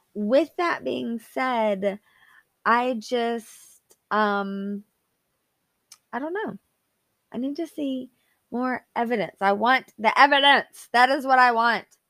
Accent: Arkansas, United States; now in Alabama, United States; I was actually not born here, I was born in Arkansas

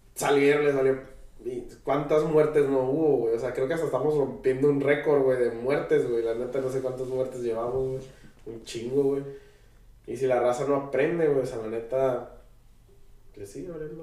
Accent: Tijuana, Baja California, Mexico; nosotros pues somos de Tijuana

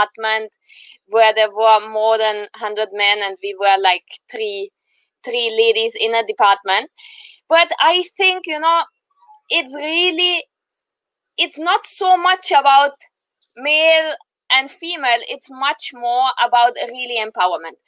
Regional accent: Austria; moved away as an adult; now in India; I was born in Austria, in the heart of Europe, close to Germany

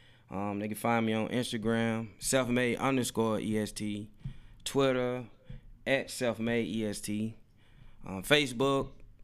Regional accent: Shelby, Mississippi, United States; my hometown, Shelby, Mississippi.

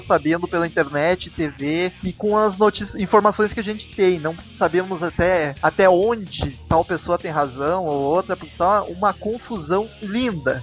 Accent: Gaúcho, Rio Grande do Sul, Brazil; nós três somos gaúchos, a gente tá na outra ponta do país

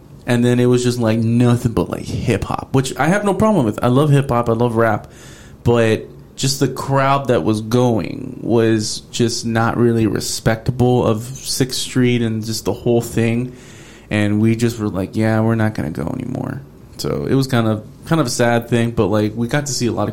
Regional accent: Houston, Texas, United States; I used to live in that neighborhood right behind it. That's where I grew up.

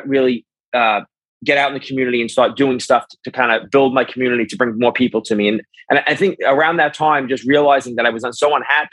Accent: New York City, New York, United States; I grew up in Brooklyn, New York

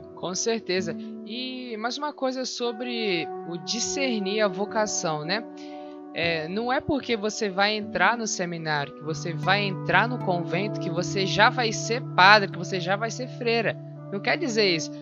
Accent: Espírito Santo, Brazil; eu sou do Espírito Santo

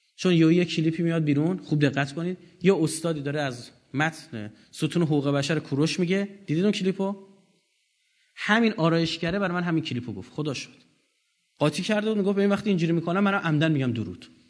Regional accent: Iran; ما بخشی از هویت خودمون از ایرانی بودنمون گرفتیم

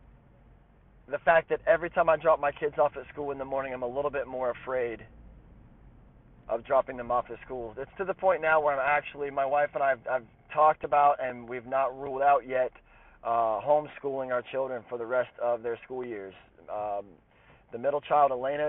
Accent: Athens, Ohio, United States; also born or lived in Coolville, Ohio / Lancaster, Ohio; now in Columbus, United States; Grew up in Athens, Ohio-ish, kind of, you know, by way of Coolville, by way of Lancaster, by way of Columbus. So I've been a little bit of everywhere. But I hail originally from Athens, Ohio

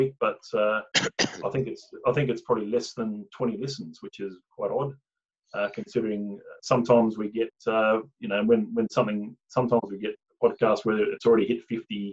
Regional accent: Tasmania, Australia; moved away; I was born and bred in Tasmania

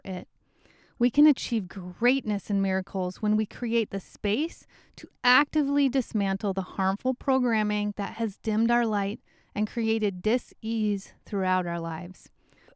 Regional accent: Midwest, United States; accent: Midwest; my Midwest accent

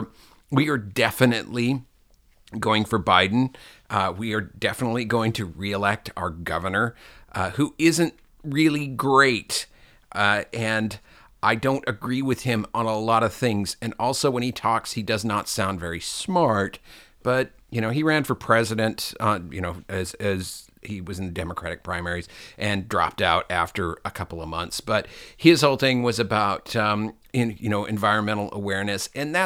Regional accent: Seattle, Washington, United States; at least in our diocese, which was, you know, North Seattle, and in the time that I was going to church.

